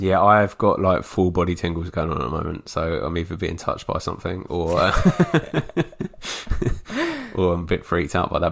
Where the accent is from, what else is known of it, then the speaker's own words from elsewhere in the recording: England, United Kingdom; for me being English